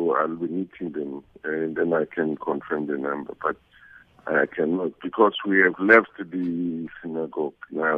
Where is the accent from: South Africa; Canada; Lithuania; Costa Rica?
South Africa; now in Nigeria; he thanked us as South African for assisting.